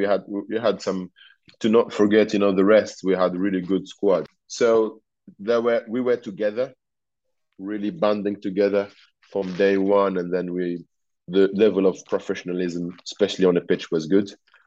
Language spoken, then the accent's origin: English; Tunisia; English is a second language; now in England, United Kingdom; So I came from Tunisia in July or June. In Tunisia, it was like 45 degrees and it was rainy, dark, in Bolton.